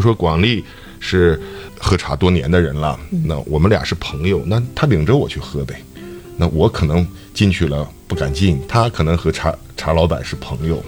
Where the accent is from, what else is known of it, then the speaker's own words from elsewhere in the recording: Dalian, Liaoning, China; 咱们大连人